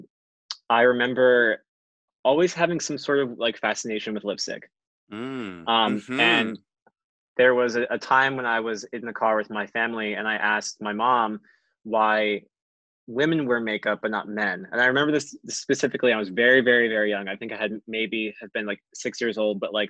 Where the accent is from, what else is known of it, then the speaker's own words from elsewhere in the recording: New Jersey, United States; Growing up where I grew up in New Jersey, I live in a very small rural town